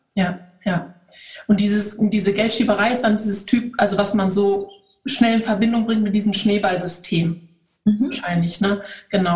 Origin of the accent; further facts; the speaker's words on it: Germany; bei uns in Deutschland